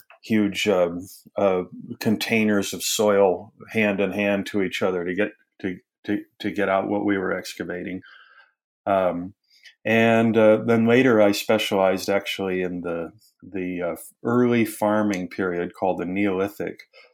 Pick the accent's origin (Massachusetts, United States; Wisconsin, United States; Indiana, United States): Wisconsin, United States; now in Tennessee, United States; I'm originally from Wisconsin, and it's fantastic to be living in Tennessee.